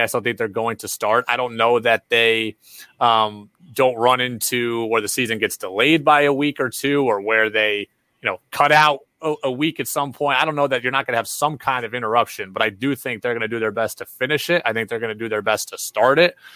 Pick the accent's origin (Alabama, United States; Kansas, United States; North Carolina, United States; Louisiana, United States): North Carolina, United States; moved away; I grew up partly in North Carolina